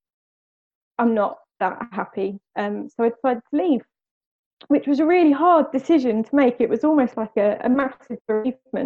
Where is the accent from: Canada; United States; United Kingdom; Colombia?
United Kingdom; West Sussex, South East England; I am born and raised in West Sussex